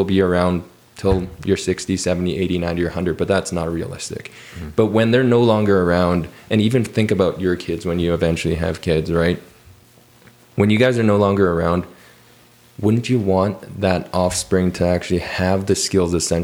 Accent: Calgary, Alberta, Canada; born and raised in Calgary

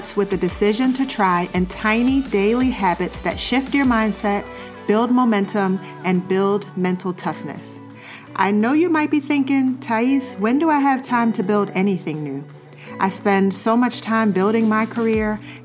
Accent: Baltimore, Maryland, United States; I grew up in Baltimore City, so I was made fun of a lot for the way I say

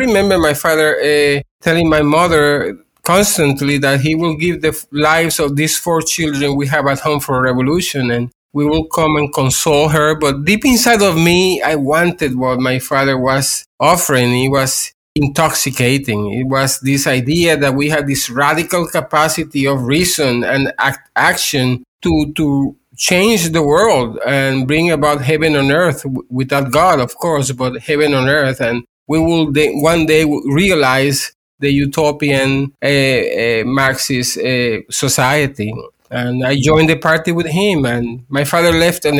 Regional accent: Puerto Rico; I am from Puerto Rico, and I was born in the 1960s

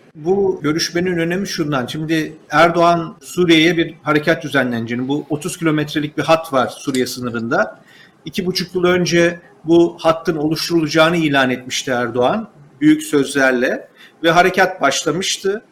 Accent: Turkey; bir Türk olarak, bir Türk vatandaşı olarak

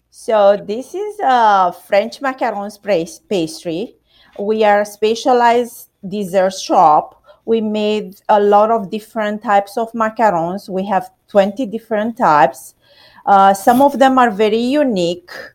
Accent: Romania; now in United States; I'm Romanian.

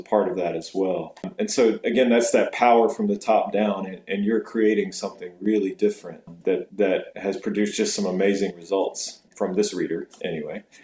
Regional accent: Fuquay-Varina, North Carolina, United States; now in Charlotte, United States; I grew up in Fuquay Varina

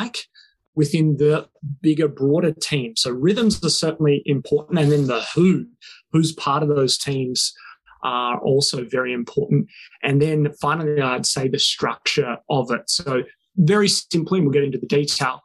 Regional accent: Wales, United Kingdom; now in South Australia, Australia; I grew up in the country. I grew up in Wales

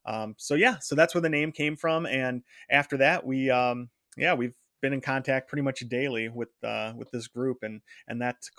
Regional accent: Detroit, Michigan, United States; So I'm from Detroit and still live right outside of Detroit.

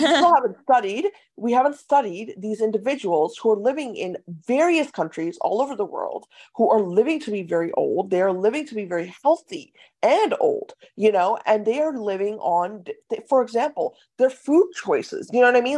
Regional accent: Ohio, United States; moved away; also born or lived in San Diego; I, I grew up in Ohio as well

